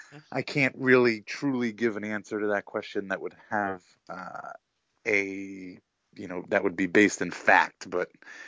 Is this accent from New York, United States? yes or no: yes; New York, United States; moved away; I'm from New York, and all my friends at home are Knicks fans